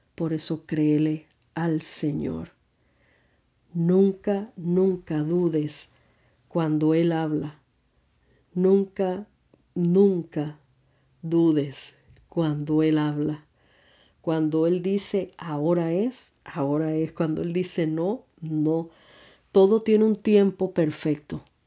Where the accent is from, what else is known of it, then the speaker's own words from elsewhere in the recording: Puerto Rico; moved away; also born or lived in New York; Me mudé de Puerto Rico a Nueva York